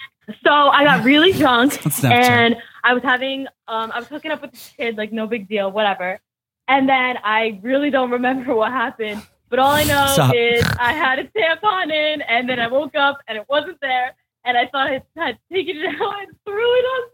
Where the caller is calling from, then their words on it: New Jersey, United States; I'm calling from North Jersey.